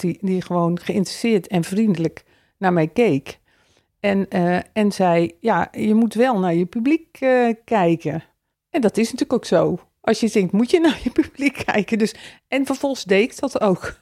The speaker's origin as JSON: {"language": "Dutch", "town": "Elst", "region": "Gelderland", "country": "Netherlands", "tie": "born or raised there", "said": "Elst is mijn geboortedorp"}